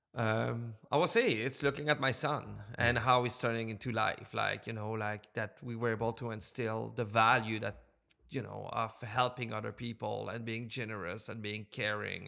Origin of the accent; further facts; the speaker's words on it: Montreal, Quebec, Canada; also born or lived in British Columbia; now in Nova Scotia, Canada; I'm originally from Montreal